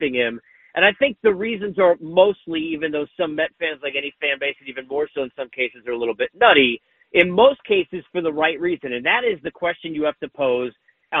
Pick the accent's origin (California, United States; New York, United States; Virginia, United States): New York, United States; I grew up in New York